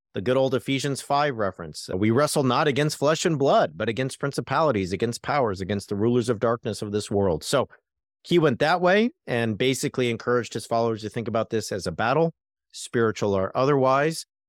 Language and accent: English; California, United States; As a Californian